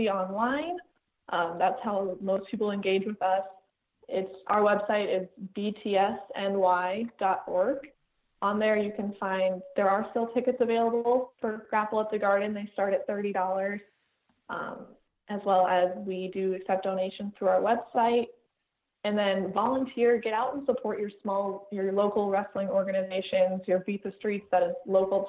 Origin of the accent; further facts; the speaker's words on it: Iowa, United States; I'm from Iowa